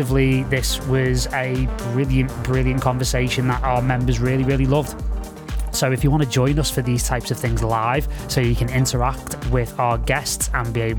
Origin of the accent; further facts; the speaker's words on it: Liverpool, North West England, United Kingdom; moved away; also born or lived in Los Angeles; from quite humble beginnings in Liverpool, obviously my hometown